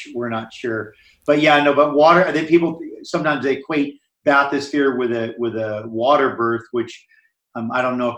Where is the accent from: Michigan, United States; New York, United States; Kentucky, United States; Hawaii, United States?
Hawaii, United States; I grew up in Hawaii